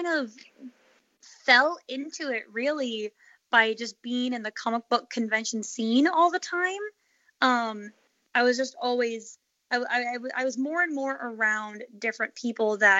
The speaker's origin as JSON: {"language": "English", "town": "Phoenix", "region": "Arizona", "country": "United States", "tie": "born or raised there", "also_born_or_lived": "Chicago, Illinois", "said": "I grew up, I was born in Chicago, but I spent most of my younger years in Phoenix, Arizona"}